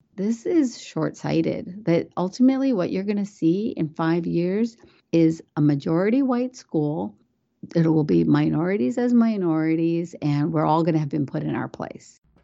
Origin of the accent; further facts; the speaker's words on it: West Virginia, United States; English is a second language; moved away as an adult; also born or lived in India / Washington, D.C.; now in Northern Virginia, United States; I'm a American who was born in India. I came to America when I was four years old and grew up in the state of West Virginia